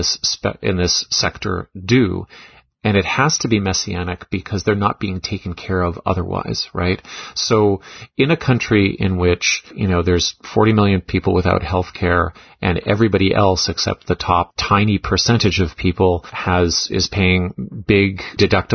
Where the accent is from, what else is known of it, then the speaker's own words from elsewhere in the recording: Canada; also born or lived in Toronto; the Canadian member of our team